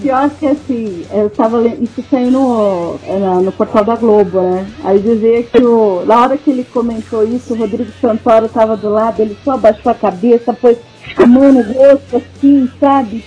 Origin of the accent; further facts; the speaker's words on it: Brazil; eu sou brasileira